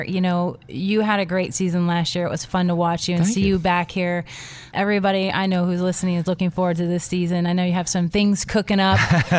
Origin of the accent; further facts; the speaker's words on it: the Florida Keys, United States; I was born and raised in the Keys